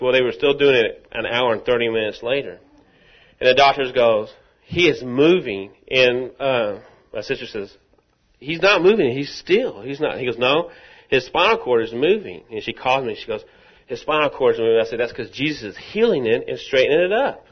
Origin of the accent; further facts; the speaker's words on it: Rockwall, Texas, United States; I'm from Rockwall